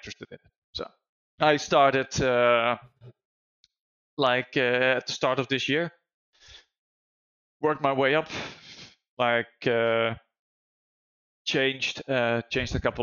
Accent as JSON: {"language": "English", "country": "Netherlands", "said": "I'm from Holland"}